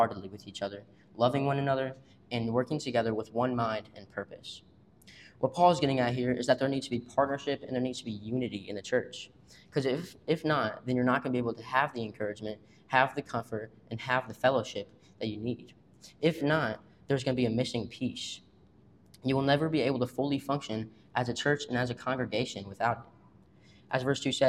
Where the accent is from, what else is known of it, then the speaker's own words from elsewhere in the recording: Washington, Missouri, United States; I'm from Washington, Missouri.